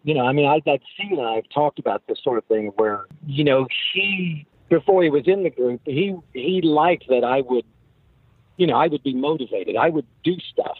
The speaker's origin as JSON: {"language": "English", "region": "Oklahoma", "country": "United States", "said": "We're, you know, we're from Oklahoma"}